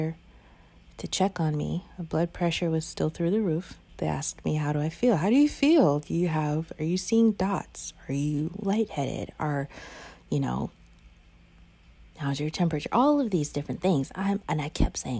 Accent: the South, United States; I was raised in the South

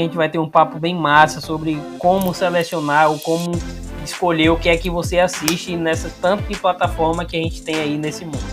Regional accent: interior of Bahia, Brazil; now in Salvador, Brazil; eu moro em Salvador, sou do interior da Bahia, mas moro em Salvador

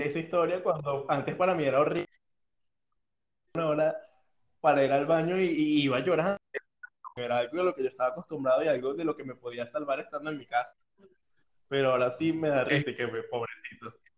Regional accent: Venezuela; moved away as an adult; now in Brazil; mi último día en Venezuela

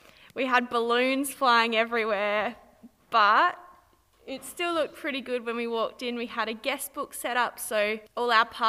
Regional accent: Minlaton, South Australia, Australia; I grew up in Minlaton

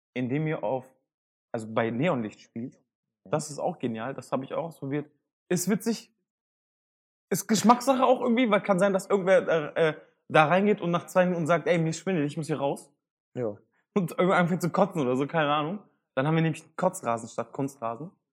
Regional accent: Hanover, Lower Saxony, Germany; Ich bin geboren und aufgewachsen in Hannover

